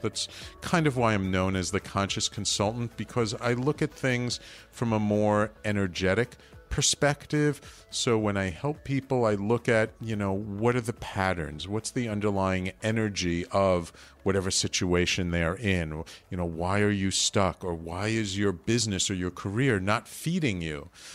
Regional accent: New York City, New York, United States; growing up in the Bronx, I ended up going to the Bronx High School of Science

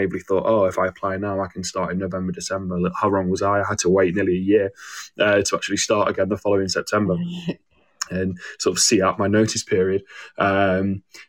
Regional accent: Manchester, North West England, United Kingdom; moved away as an adult; also born or lived in Warwick; I'm from Manchester

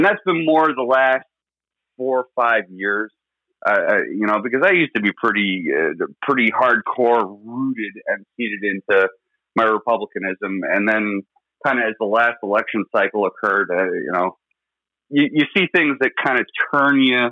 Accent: New York, United States; I grew up in New York, and the New York that exists today versus when I was growing up it's day and night.

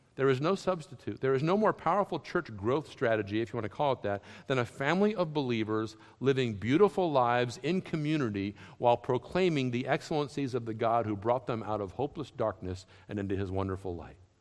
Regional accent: Massachusetts, United States; also born or lived in Lexington, Kentucky; where I grew up in Massachusetts

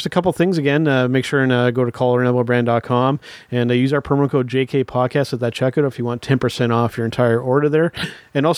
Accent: Canada; a Canadian

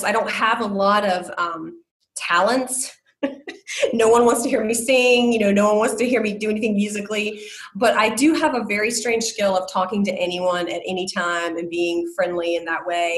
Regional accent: South Florida, United States; moved away; also born or lived in Iowa; I'm from South Florida. And I lived in Iowa for 18 and a half years

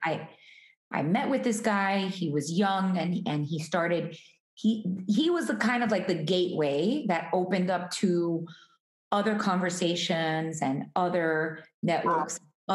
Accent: Hialeah, Florida, United States; I was born in Hialeah, which is kind of like a suburb of Miami

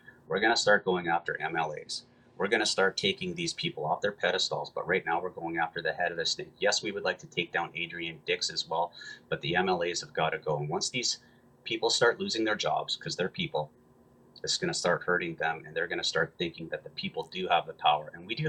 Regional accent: Canada; We're Canadian and we're strong.

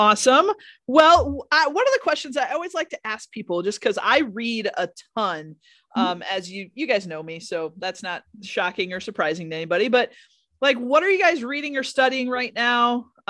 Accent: Wisconsin, United States; I'm from Wisconsin.

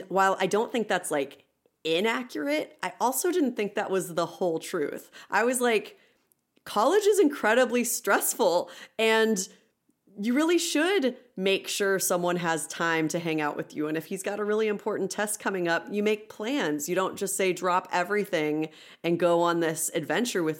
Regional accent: Midwest, United States; we are all from the Midwest

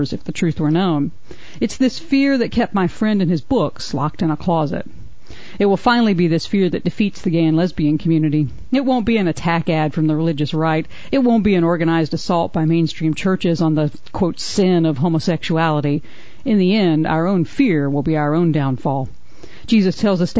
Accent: the South, United States; also born or lived in Atlanta; Growing up in the South

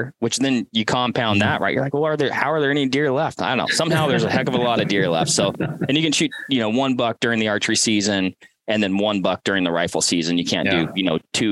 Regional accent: Bellevue, Washington, United States; I grew up Bellevue area, suburbs of Bellevue, you know, east of Seattle

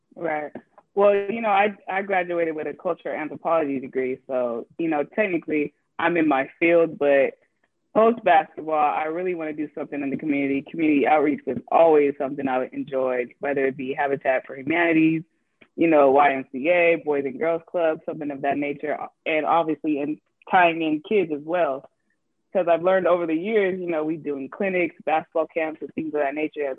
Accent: Arizona, United States; moved away as an adult; also born or lived in Oregon; I'm from Arizona

